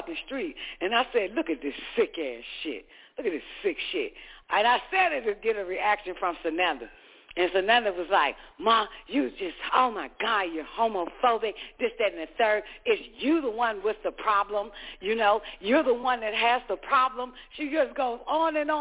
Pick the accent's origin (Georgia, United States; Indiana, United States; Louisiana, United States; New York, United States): Georgia, United States; moved away; also born or lived in Washington, D.C.; I'm from the South, boo. But when we moved from Georgia to District of Columbia